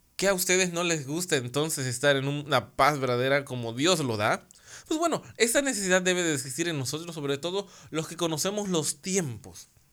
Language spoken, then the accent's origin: Spanish; Mexico; acá en mi país, en México